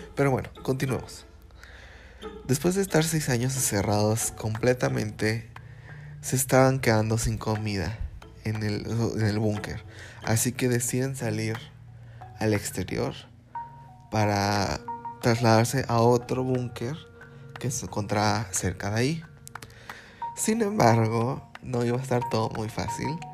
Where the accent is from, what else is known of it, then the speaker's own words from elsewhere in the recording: Fortín de las Flores, Veracruz, Mexico; soy de Veracruz y para ser más físico, de la ciudad de Fortín de las Flores.